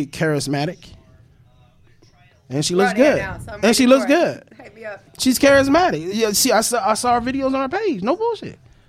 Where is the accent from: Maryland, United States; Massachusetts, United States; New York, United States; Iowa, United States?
Maryland, United States; Oxon Hill; also born or lived in Washington, D.C. / Baltimore; now in Silver Spring, United States; I was born and raised in Oxon Hill, Maryland, and then I migrated to Baltimore, and then I migrated here, Silver Spring, and now I'm here. That's my life, all 4 decades.